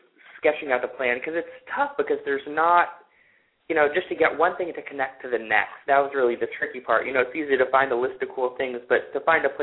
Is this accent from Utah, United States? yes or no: no; Portland, Oregon, United States; I grew up in Portland, Oregon